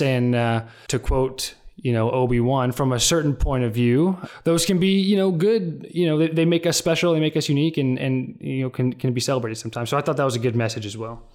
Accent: Fayetteville, Arkansas, United States; moved away; my hometown of Fayetteville, Arkansas

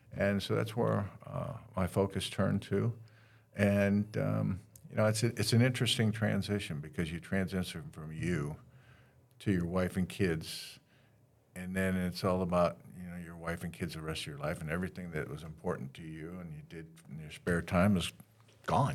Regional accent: Northwest Ohio, United States; now in Daytona Beach, United States; I'm that punk from Northwest Ohio, grew up in the middle of cornfields

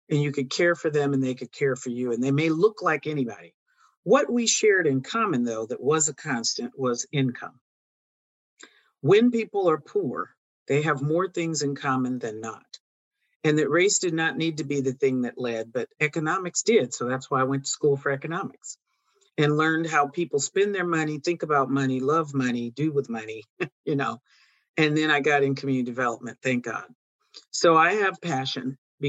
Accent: Oroville, California, United States; My father pastored for 47 years up in my hometown of Oroville

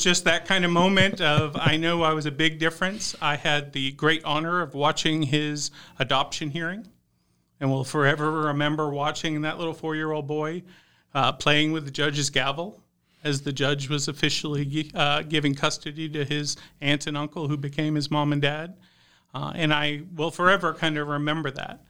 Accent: Houston, Texas, United States; moved away as an adult; also born or lived in Dallas, Texas; now in Idaho, United States; I grew up in the Houston suburbs, so right, uh, next to Nas-, NASA, the Johnson Space Center

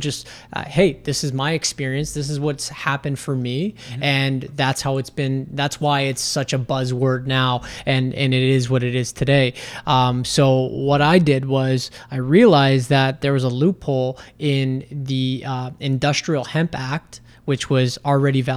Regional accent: Canada; being a Canadian

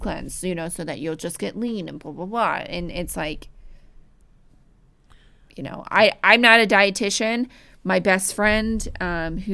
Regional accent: United States; as an American

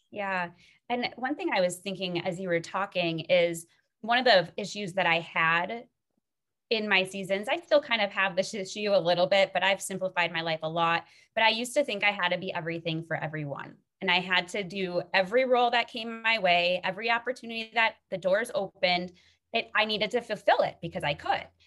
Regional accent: Minnesota, United States; moved away as an adult; now in Colorado, United States; I'm from Minnesota originally

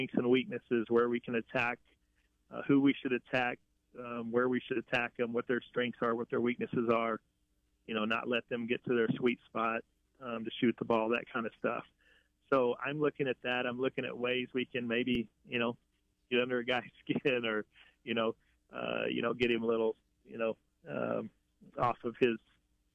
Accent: Picayune, Mississippi, United States; I grew up in Picayune, Mississippi

